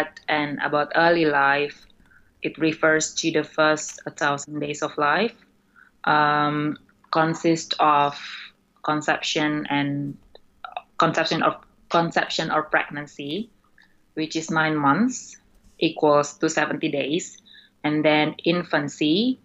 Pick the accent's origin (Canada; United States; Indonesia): Indonesia; moved away as an adult; now in United Kingdom; my home country, Indonesia